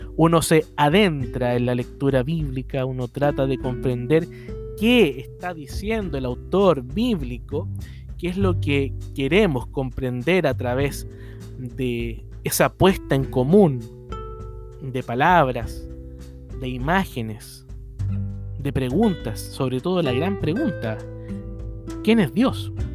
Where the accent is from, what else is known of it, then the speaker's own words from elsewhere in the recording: Chile; mi país, en Chile